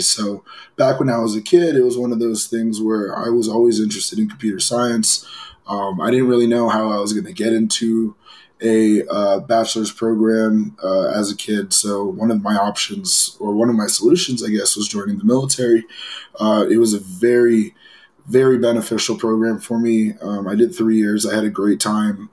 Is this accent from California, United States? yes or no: yes; Los Angeles, California, United States; I grew up in Los Angeles